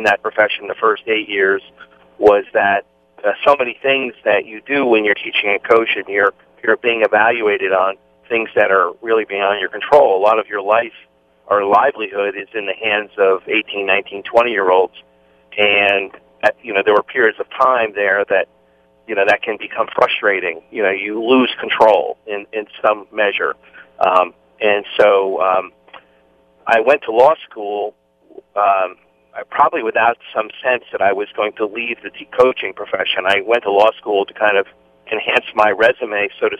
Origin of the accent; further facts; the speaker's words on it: New Jersey, United States; I grew up in New Jersey